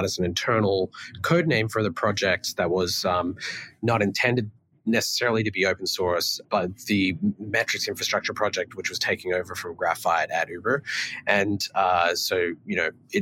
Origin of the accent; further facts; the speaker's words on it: Australia; moved away as an adult; also born or lived in Melbourne; now in United States; I came from Australia